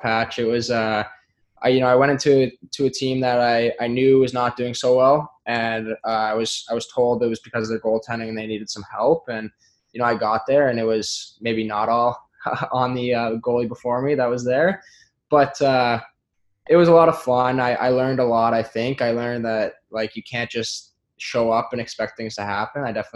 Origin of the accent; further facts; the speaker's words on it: Sault Ste. Marie, Ontario, Canada; moved away; in my hometown, basically, just across the river. I'm from the Ontario side